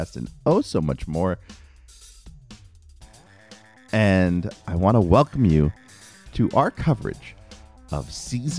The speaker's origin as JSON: {"language": "English", "town": "New York City", "region": "New York", "country": "United States", "tie": "born or raised there", "said": "where I grew up in New York City"}